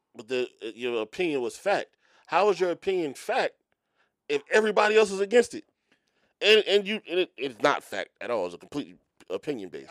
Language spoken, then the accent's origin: English; Philadelphia, Pennsylvania, United States; moved away; I'm from Philly